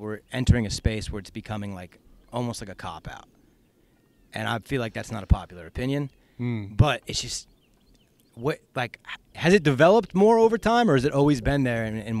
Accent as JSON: {"language": "English", "town": "Valencia", "region": "California", "country": "United States", "tie": "born or raised there", "also_born_or_lived": "Connecticut", "moved": "yes", "lives_now": "Austin, United States"}